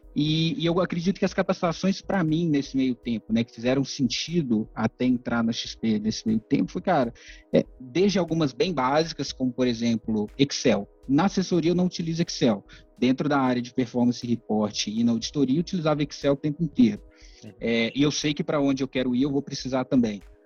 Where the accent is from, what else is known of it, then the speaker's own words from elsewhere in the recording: Ipatinga, Minas Gerais, Brazil; eu sou do interior de Minas, Ipatinga